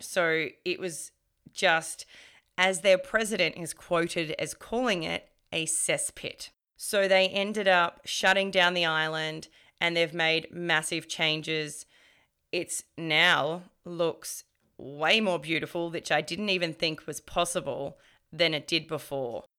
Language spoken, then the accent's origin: English; Melbourne, Victoria, Australia; I'm from Melbourne